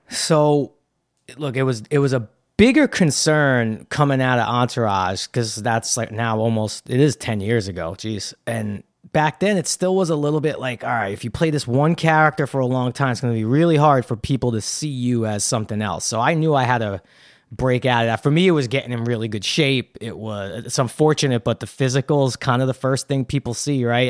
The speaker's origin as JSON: {"language": "English", "town": "New York City", "region": "New York", "country": "United States", "tie": "born or raised there", "said": "Brooklyn was a great place to grow up."}